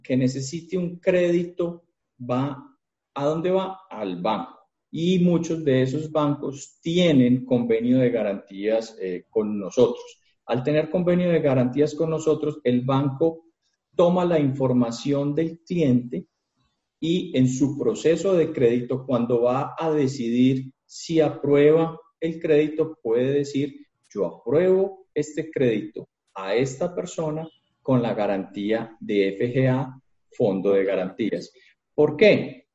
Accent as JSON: {"language": "Spanish", "country": "Colombia", "said": "somos los colombianos juiciosos"}